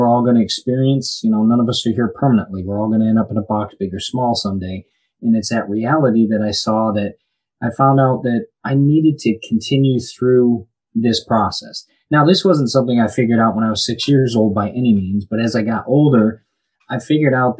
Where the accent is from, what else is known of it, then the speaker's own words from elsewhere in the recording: Birmingham, Michigan, United States; moved away as an adult; now in Florida, United States; I'm originally from Birmingham, Michigan, grew up there